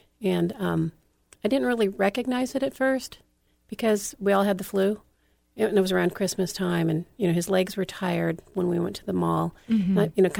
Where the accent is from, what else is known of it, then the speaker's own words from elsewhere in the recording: California, United States; now in Hawaii, United States; No, I was born in California.